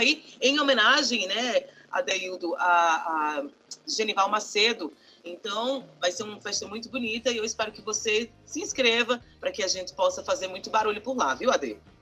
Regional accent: Northeast Region, Brazil; a gente é nordestino

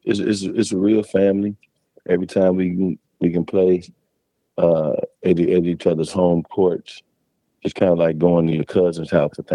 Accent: Harvey, Illinois, United States; I grew up in Harvey, Illinois.

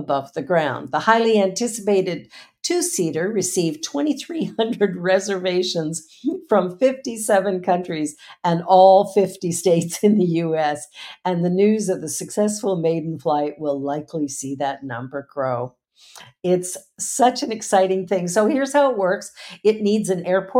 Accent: Canada; I'm from Canada

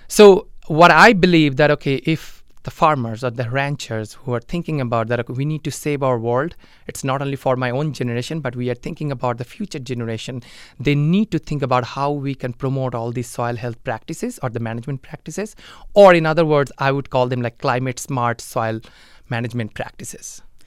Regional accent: India; moved away as an adult; now in Mankato, United States; I am originally from India and I'm originally from a, a small village back in India.

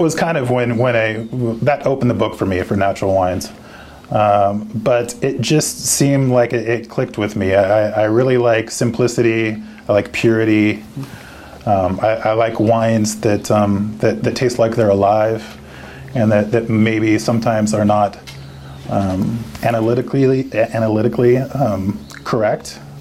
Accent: Oregon, United States; also born or lived in France; I'm from Oregon. I'm a fifth generation Oregonian.

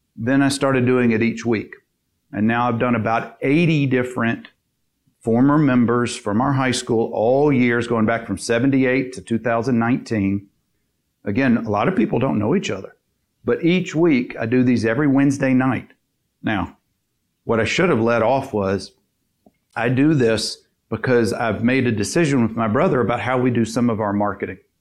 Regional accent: Dothan, Alabama, United States; now in Birmingham, United States; my hometown in, in Dothan, 50, 60,000 people, is very saturated with lawyers

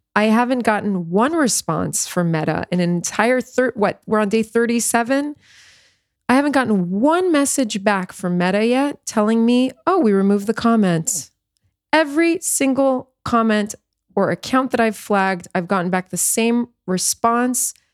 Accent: New York, United States; moved away as an adult; also born or lived in South Florida; now in Israel; my hometown of New York

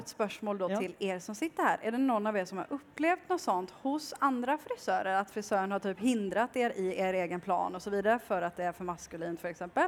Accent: Kalmar, Kalmar County, Sweden; now in Oslo, Norway; Jeg kommer fra Kalmar i eh, Sverige

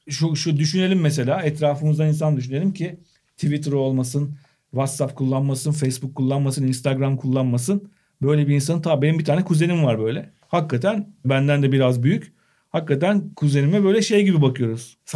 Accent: Turkey; Gerçek Türk'üm

